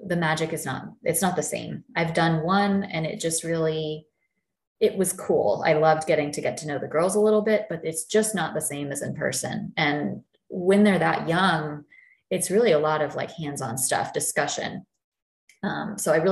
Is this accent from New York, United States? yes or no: no; Texas, United States; here in my home state